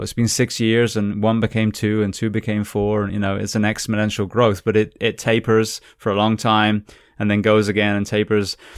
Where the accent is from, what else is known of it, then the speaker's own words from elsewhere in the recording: United Kingdom; moved away as an adult; now in United States; being British, but I've been in America, I think, twenty years now